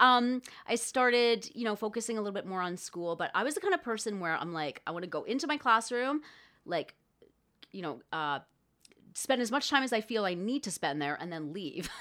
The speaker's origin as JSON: {"language": "English", "town": "Thunder Bay", "region": "Ontario", "country": "Canada", "tie": "born or raised there", "said": "I grew up in Thunder Bay, Ontario"}